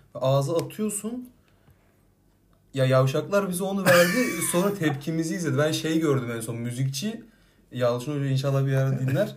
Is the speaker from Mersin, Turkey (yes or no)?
yes; Silifke, Mersin, Turkey; moved away; Silifke'de benim bizim oralarda